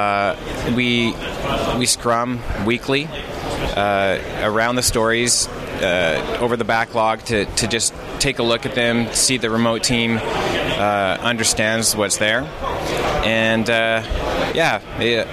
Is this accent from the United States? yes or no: no; Vancouver, British Columbia, Canada; I'm from Vancouver, British Columbia.